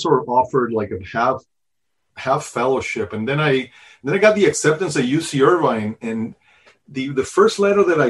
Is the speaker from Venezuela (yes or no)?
yes; Venezuela; moved away as an adult; also born or lived in New York City, United States; now in United States; So I grew up in Venezuela. I was actually born in New York City